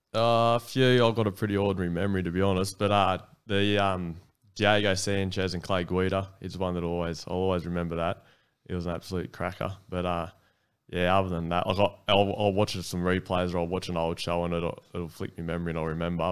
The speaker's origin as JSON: {"language": "English", "town": "Lithgow", "region": "New South Wales", "country": "Australia", "tie": "born or raised there", "also_born_or_lived": "Newcastle / Central Coast", "moved": "as an adult", "said": "growing up in Lithgow, there wasn't, wasn't much around"}